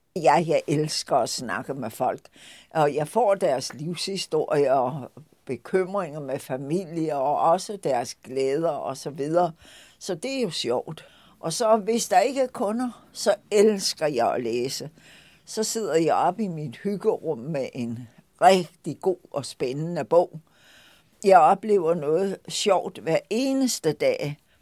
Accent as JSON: {"language": "Danish", "area": "Lolland", "region": "Zealand", "country": "Denmark", "tie": "born or raised there", "also_born_or_lived": "Nørrebro, Copenhagen", "moved": "yes", "lives_now": "Copenhagen, Denmark", "said": "den landsby på Lolland, hvor jeg stammer fra"}